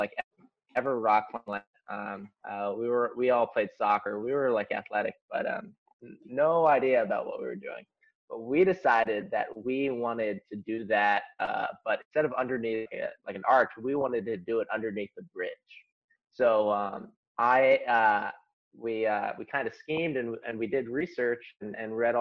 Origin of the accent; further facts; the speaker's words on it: Cincinnati, Ohio, United States; I'm from Cincinnati, Ohio. Grew up there